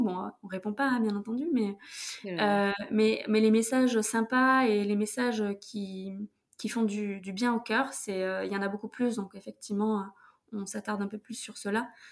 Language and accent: French; Toulouse, Occitania, France; now in Paris, France; je viens de Toulouse